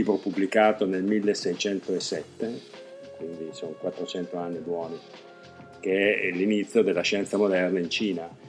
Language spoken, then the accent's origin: Italian; Verona, Veneto, Italy; now in China; Io per esempio vengo da Verona che nel suo piccolo è